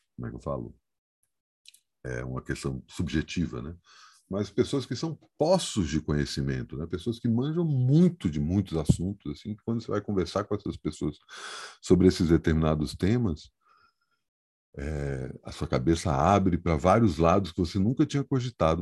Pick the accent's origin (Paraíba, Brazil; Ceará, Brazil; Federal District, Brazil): Federal District, Brazil; Brasília; eu sou brasiliense, eu não tenho alternativa a não ser brasiliense, né? Eu nasci em Brasília